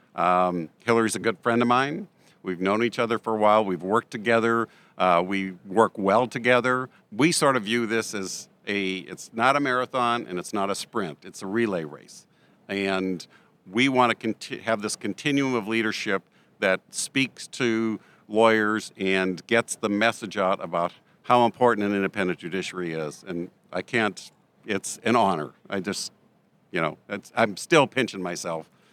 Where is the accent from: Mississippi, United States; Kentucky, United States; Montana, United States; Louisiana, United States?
Montana, United States; I'm from Montana